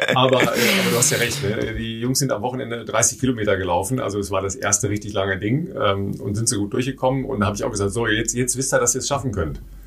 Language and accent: German; Dorsten, North Rhine-Westphalia, Germany; das ist nicht so ganz weit weg von meiner Heimat. Ja. Ich komme aus Dorsten.